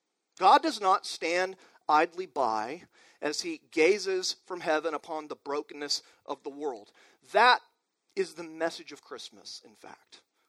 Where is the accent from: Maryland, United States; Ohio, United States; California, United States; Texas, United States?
Texas, United States; Amarillo; also born or lived in Waco, Texas; my hometown, Amarillo, up in the Panhandle of Texas